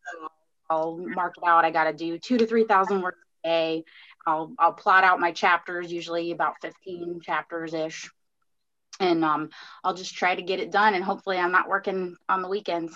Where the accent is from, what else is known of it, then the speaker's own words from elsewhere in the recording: Fort Myers, Florida, United States; my hometown in Fort Myers